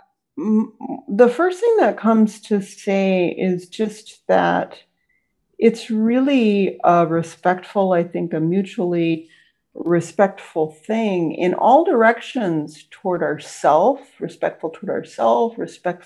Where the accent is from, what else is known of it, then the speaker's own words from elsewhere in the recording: United States; I'm an American, I live in the US.